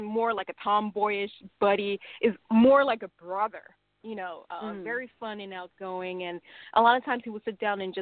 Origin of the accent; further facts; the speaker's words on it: Hong Kong; now in United States; I grew up in Hong Kong